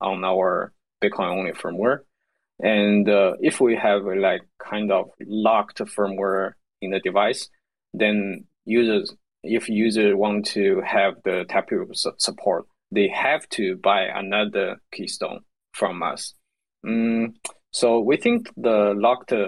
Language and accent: English; China; I'm from China, so I'm more familiar with the developing countries